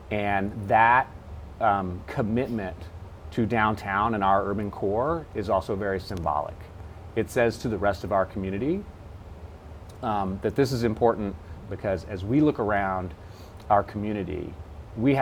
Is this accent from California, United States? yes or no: no; Dallas, Texas, United States; now in San Antonio, United States; I grew up in Dallas, which at the time did not have a great downtown